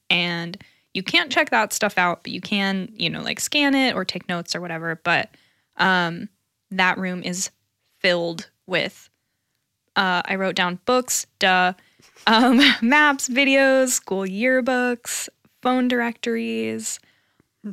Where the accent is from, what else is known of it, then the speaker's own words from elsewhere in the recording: Lawrence, Kansas, United States; growing up in Lawrence